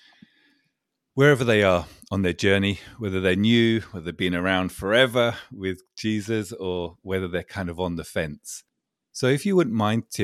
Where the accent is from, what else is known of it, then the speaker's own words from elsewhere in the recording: England, United Kingdom; As an Englishman